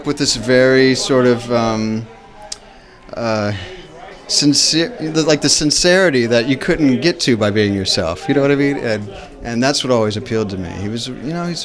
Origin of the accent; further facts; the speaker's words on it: Dayton, Ohio, United States; my hometown, Dayton, Ohio